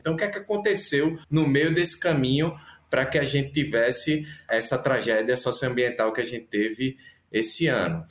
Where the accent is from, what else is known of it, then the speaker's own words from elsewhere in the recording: Recife, Pernambuco, Brazil; sou também da Veneza Brasileira, da Noiva da Revolução Recife